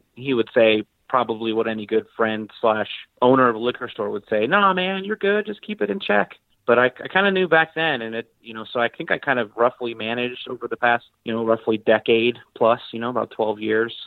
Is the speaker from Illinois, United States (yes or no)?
no; Colorado, United States; I'm mostly from Colorado to keep the story brief. Yes, I was born in Colorado